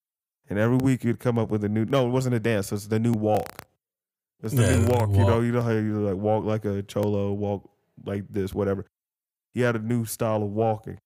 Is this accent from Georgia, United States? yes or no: yes; Georgia, United States; me being from Georgia, a lot of people be like, oh, you're from Georgia? Oh, you must be from Atlanta. No, I'm not from Atlanta